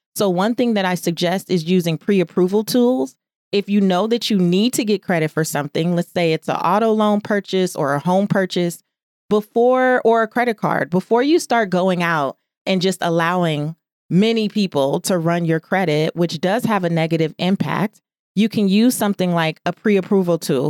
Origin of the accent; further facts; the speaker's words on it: Los Angeles, California, United States; a kid growing up in South Central Los Angeles